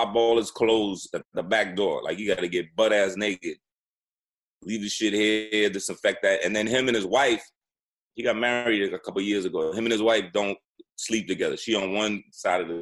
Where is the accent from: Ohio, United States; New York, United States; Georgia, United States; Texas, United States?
New York, United States; I'm from New York